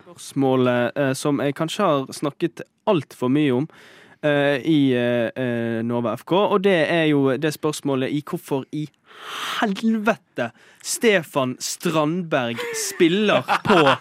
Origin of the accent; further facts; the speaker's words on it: Bergen, Vestland, Norway; jeg er fra Bergen